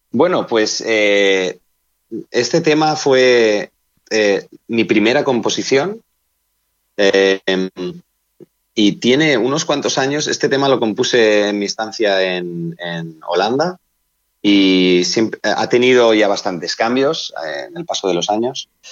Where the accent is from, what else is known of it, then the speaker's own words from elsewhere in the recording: Benissa, Valencian Community, Spain; mi pueblo, que es Benissa, provincia de Alicante